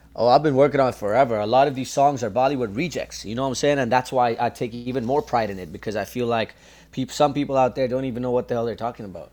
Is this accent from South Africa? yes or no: no; Toronto, Ontario, Canada; I'm from Scarborough, and so I grew up listening to ch- chutney and soca music